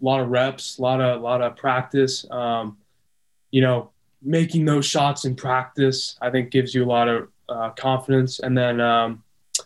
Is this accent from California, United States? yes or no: yes; Del Mar, California, United States; Growing up in San Diego